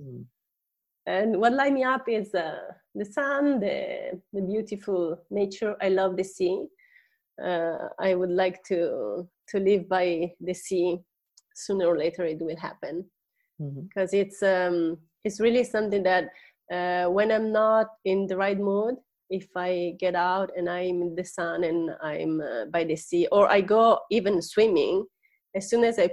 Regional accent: Italy; accent: Italian English; English is a second language; moved away as an adult; also born or lived in Seattle area, United States; I'm Italian. I was born and raised in Italy.

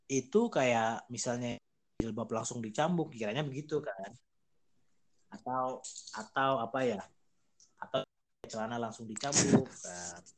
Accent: Aceh, Indonesia; Jadi kalau misalnya aku dari Aceh nih, pasti kan pertanyaan-pertanyaannya udah ketebak ya.

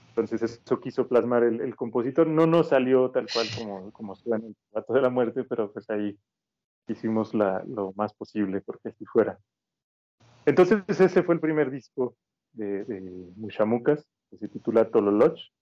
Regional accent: Mexico; nuestra cultura como mexicana

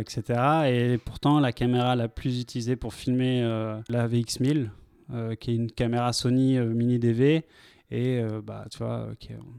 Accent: Vendôme, Centre-Val de Loire, France; ma ville natale, à Vendôme

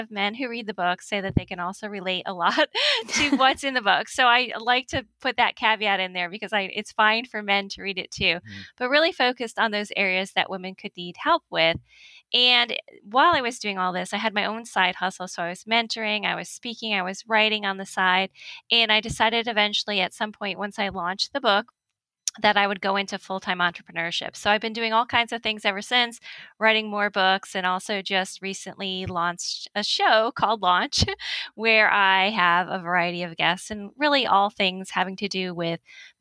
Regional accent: Connecticut, United States; moved away as an adult; also born or lived in Miami, Florida; I grew up in Connecticut.

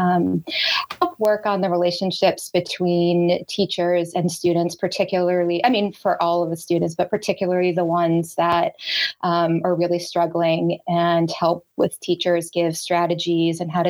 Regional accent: Boston, Massachusetts, United States; I grew up in the Boston area.

